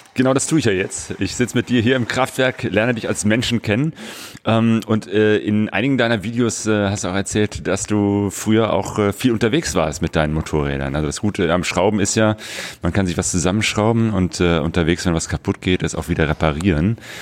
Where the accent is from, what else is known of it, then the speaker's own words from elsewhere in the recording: Bergisches Land, North Rhine-Westphalia, Germany; now in Ruhr area, Germany; Ich lebe jetzt seit auch ungefähr 25 Jahren im, äh, im Ruhrpott. komme ursprünglich aus dem Bergischen Land